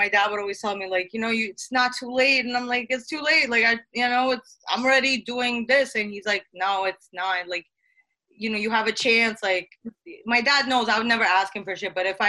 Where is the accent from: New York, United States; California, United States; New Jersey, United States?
New York, United States; Brooklyn; Coney Island.